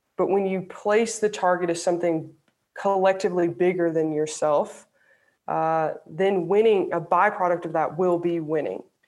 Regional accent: Alabama, United States; I grew up in the South, I grew up in Alabama

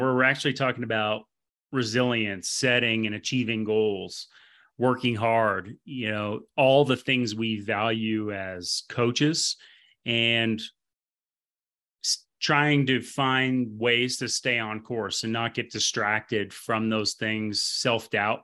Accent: Vermont, United States; moved away; I'm obviously from Vermont

